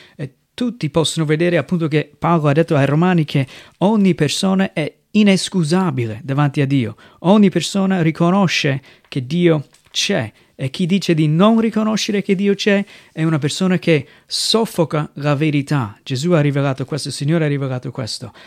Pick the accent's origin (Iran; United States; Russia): United States; Italian is a second language; moved away as an adult; now in Italy; vengo dagli Stati Uniti, sono un missionario qui in Italia dal 2007